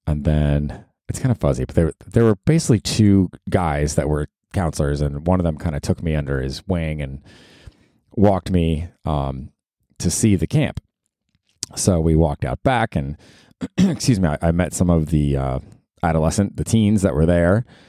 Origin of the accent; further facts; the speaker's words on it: Tampa, Florida, United States; moved away as an adult; also born or lived in Georgia; I grew up in Tampa